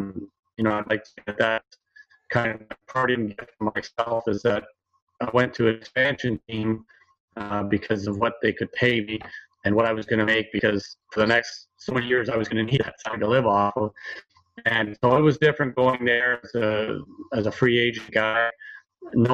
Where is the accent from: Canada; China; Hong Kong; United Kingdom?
Canada; also born or lived in Columbus, Ohio, United States; So I'm Canadian, and at the time I was under 35